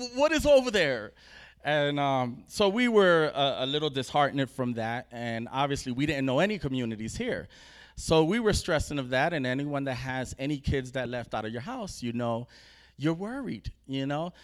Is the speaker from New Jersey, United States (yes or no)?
yes; New Jersey, United States; we're from New Jersey, so we're east